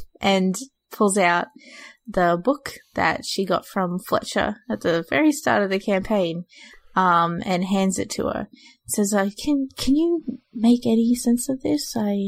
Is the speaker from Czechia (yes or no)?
no; Castellón, Valencian Community, Spain; I grew up in Castellon, so it's just like, yeah, fellow person.